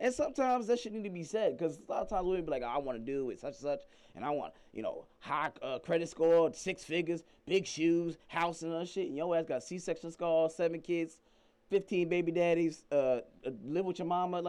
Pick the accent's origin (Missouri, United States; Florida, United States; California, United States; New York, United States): New York, United States; I'm from New York.